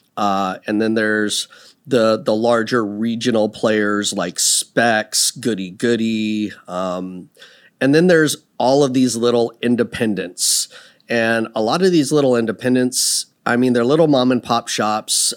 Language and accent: English; Seattle, Washington, United States; moved away as an adult; also born or lived in Texas / Puyallup / Tacoma; now in Dallas, United States; I grew up in Seattle 'cause I was a military brat